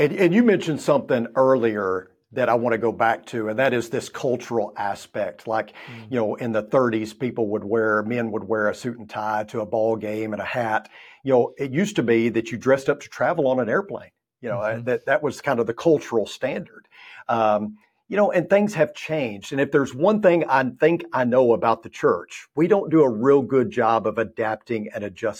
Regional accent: Texas, United States; And, I come from West Texas, where I spent 14 years there. It's 180 degrees in the summertime.

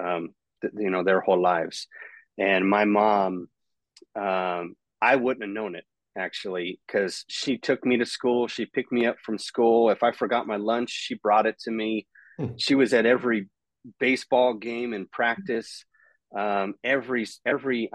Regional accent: Escondido, California, United States; also born or lived in San Marcos, California; I was born in Escondido, California, really born and raised. Almost all of my life has been there

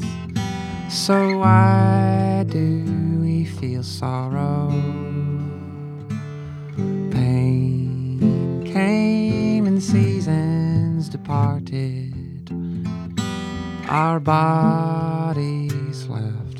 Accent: Wimberley, Texas, United States; I grew up in Wimberley, Texas, which is a small town southwest of Austin in the Hill Country

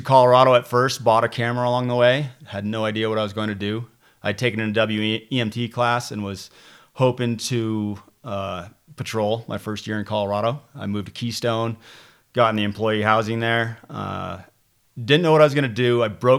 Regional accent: Ontario, Canada; I would go back to the rafting company that I grew up working at in Ontario, along the Ottawa River, a place called Wilderness Tours.

